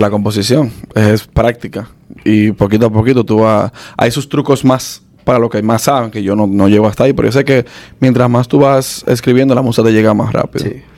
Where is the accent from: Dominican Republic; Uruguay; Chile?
Dominican Republic; now in United States; yo, nací aquí, pero me crié en República Dominicana